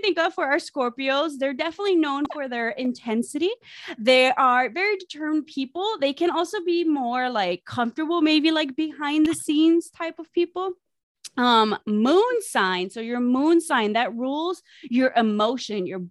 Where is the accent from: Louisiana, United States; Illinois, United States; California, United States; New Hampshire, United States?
Illinois, United States; Chicago; another homegirl from the hood